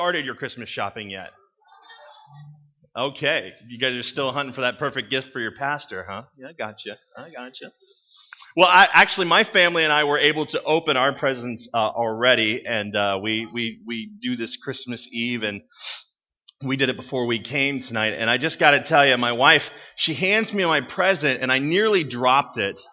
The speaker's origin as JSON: {"language": "English", "town": "Steubenville", "region": "Ohio", "country": "United States", "tie": "born or raised there", "said": "I was born in Steubenville in a broom closet"}